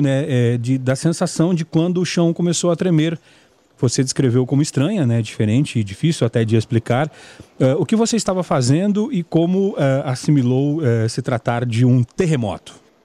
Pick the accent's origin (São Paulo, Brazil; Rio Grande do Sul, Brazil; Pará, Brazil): Rio Grande do Sul, Brazil; Gravataí; now in Goiás, Brazil; eu sou de, de Gravataí